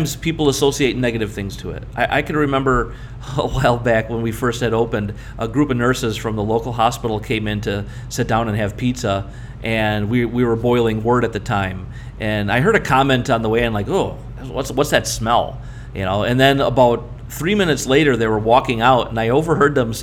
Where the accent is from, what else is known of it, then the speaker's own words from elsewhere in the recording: Berwyn, Illinois, United States; In my hometown, I grew up in Berwyn, Illinois, right outside Chicago